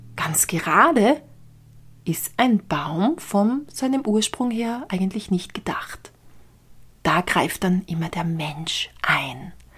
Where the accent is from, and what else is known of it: Austria